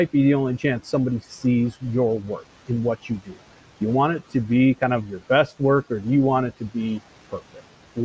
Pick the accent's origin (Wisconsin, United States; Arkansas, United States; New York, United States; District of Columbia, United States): Wisconsin, United States; moved away; I was born and raised in Wisconsin